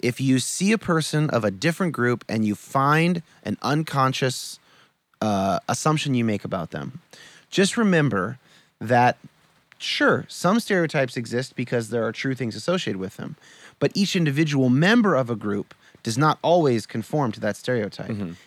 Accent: California, United States; I was born in 1983 in California

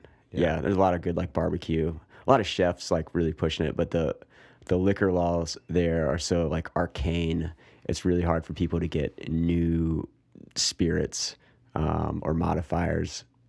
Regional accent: Raleigh, North Carolina, United States; I'm from Raleigh.

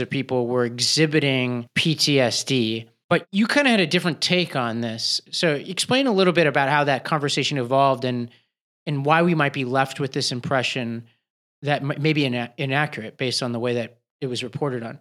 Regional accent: New York City, New York, United States; I grew up in Staten Island

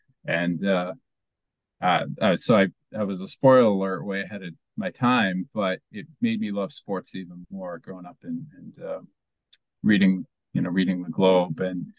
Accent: Bath, Maine, United States; accent: not quite Boston accent; Yeah, I grew up in Bath, Maine

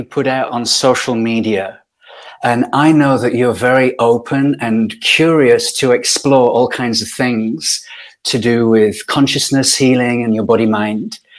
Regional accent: Yorkshire and the Humber, United Kingdom; I grew up in Yorkshire, in Northern England.

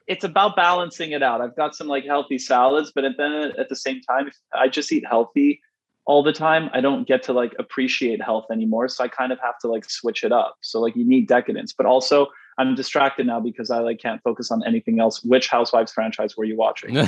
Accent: Canada; I'm Canadian

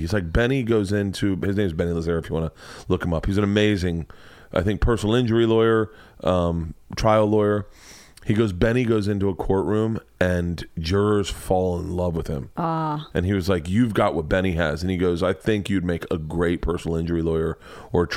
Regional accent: Florida, United States; I grew up in Florida.

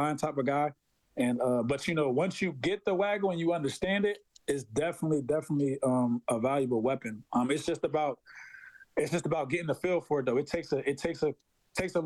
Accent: Philadelphia, Pennsylvania, United States; moved away as an adult; I'm from Philadelphia originally

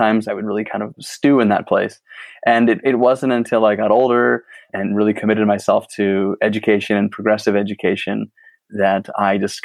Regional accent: East Coast, United States; moved away; I grew up on the East Coast originally

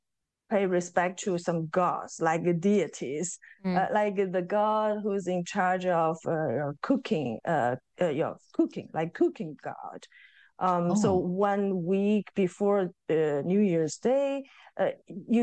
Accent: eastern China, China; moved away; in my hometown, like it belongs to eastern part of China

